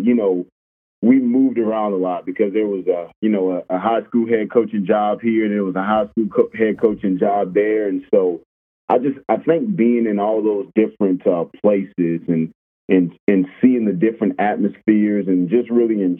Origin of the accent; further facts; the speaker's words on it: Orangeburg, South Carolina, United States; moved away as an adult; now in Arkadelphia, United States; I'm originally from Orangeburg, South Carolina, a small town